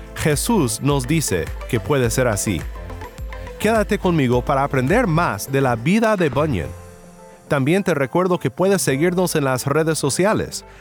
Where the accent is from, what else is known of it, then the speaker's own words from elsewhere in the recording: Mexico; como decimos en mi pueblo en México